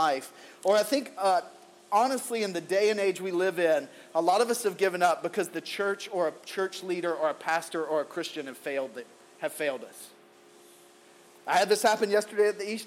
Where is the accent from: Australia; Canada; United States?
United States; the Bible Belt South; Growing up in the Bible Belt South